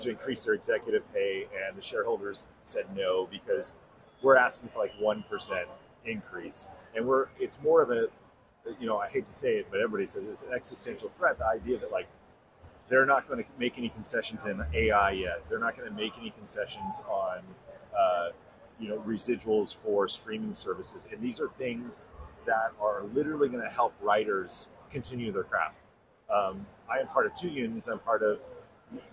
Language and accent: English; Arizona, United States; now in Los Angeles, United States; I'm from Arizona, live in L.A.